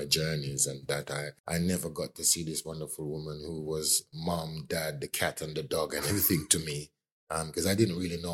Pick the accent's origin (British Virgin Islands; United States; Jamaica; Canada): Jamaica; Clarendon; now in United Kingdom; I grew up in Jamaica. I grew up in a parish called Clarendon, one of the larger parishes of Jamaica.